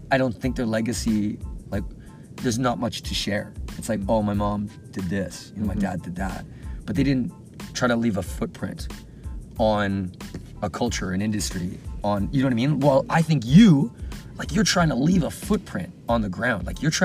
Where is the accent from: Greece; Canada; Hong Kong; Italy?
Canada; I'm super Canadian.